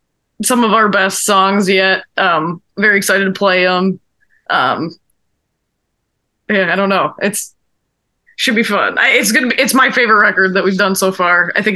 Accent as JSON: {"language": "English", "town": "Orland Park", "region": "Illinois", "country": "United States", "tie": "born or raised there", "also_born_or_lived": "Chicago", "said": "growing up in Orland Park."}